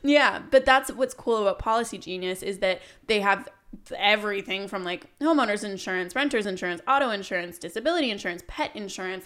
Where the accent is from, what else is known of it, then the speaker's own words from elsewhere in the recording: Canada; growing up in Canada